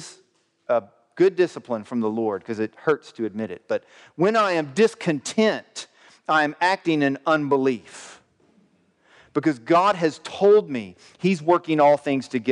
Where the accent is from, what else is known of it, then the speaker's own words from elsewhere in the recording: the South, United States; I grew up in the South